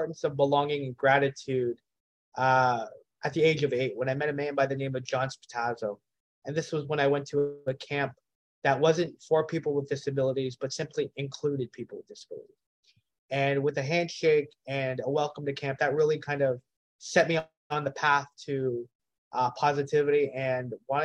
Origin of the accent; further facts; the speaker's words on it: Hamilton, Ontario, Canada; Grew up in Hamilton, born and raised